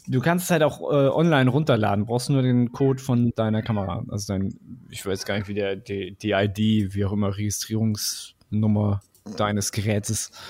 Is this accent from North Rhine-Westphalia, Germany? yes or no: no; Stuttgart, Baden-Württemberg, Germany; born there; ich bin ja tatsächlich in Stuttgart geboren, also ich meine, meine, meine Gene sind schwäbisch